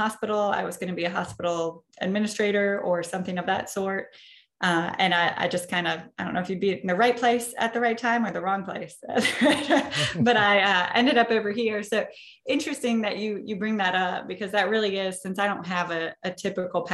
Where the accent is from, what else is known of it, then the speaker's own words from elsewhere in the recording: Marshall, Minnesota, United States; I grew up in rural southwest Minnesota, a town called Marshall